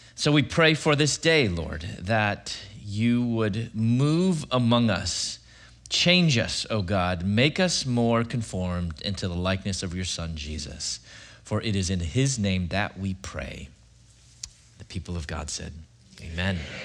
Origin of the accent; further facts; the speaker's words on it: Chicago, Illinois, United States; moved away as an adult; also born or lived in Louisville / Atlanta, Georgia; I'm from Chicago originally.